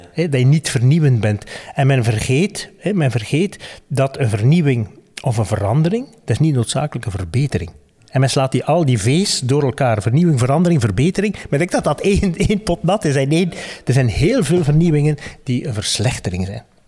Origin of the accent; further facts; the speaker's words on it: West Flanders, Belgium; ik ben een West-Vlaming